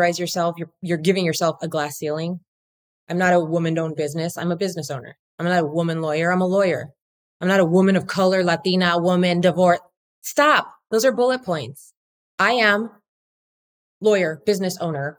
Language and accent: English; Whittier, California, United States; I grew up in Whittier, where the girls are prettier